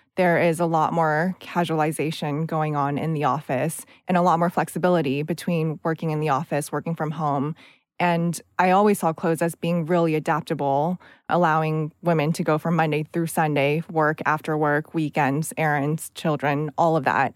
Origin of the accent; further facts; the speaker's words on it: United States; accent: American; moved away; also born or lived in California; I did a lot of student government growing up in the United States